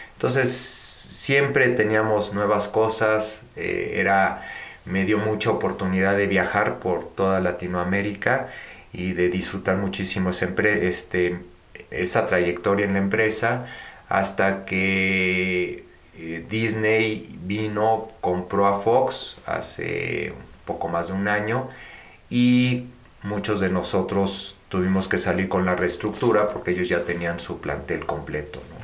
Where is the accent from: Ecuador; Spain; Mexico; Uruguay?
Mexico; also born or lived in United States; yo nací en México de padre eh, mexicano, eh, nacido en Veracruz y de madre española